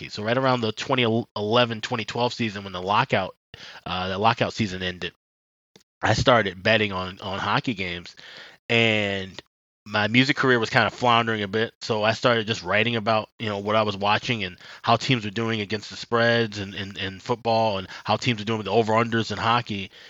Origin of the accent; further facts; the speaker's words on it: Chicago, Illinois, United States; originally I was born on the south side of Chicago, grew up in the Chatham neighborhood